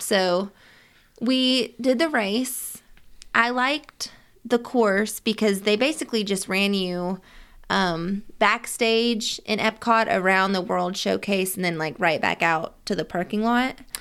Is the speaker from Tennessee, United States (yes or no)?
yes; Nashville, Tennessee, United States; we're from Nashville